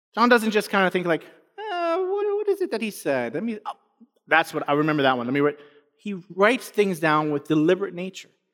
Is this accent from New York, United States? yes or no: yes; New York City, New York, United States; I grew up in New York City